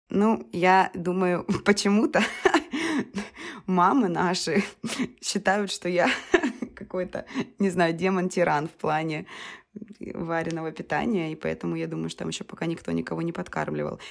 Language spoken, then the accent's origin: Russian; Rostov-on-Don, Rostov Oblast, Russia; у нас в Ростове